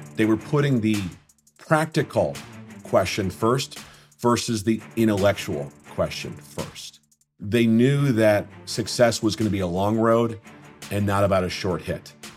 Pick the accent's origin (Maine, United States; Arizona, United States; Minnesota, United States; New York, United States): Minnesota, United States; my days growing up in Minnesota playing hockey